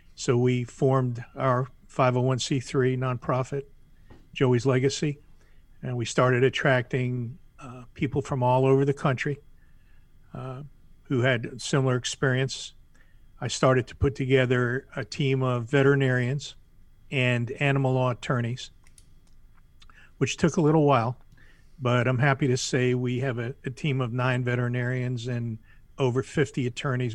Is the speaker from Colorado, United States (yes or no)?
no; Miami, Florida, United States; moved away as an adult; now in South Carolina, United States; born and raised in Miami, lived most of my life in Florida, just moved to South Carolina